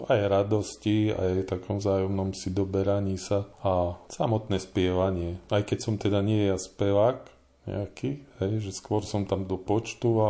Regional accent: Žilina Region, Slovakia; now in Poruba, Slovakia; keďže pochádzam z Turca a tuto som len pristahovalec

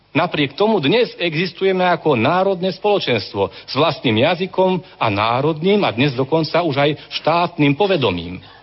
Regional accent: Slovakia

